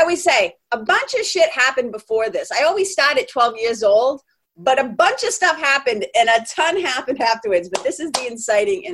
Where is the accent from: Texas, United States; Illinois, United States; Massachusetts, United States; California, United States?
Massachusetts, United States; Lawrence; accent: Boston; I'm a kid from Lawrence, Mass., Boston. That's like 30 miles north of Boston. I'm a Boston kid.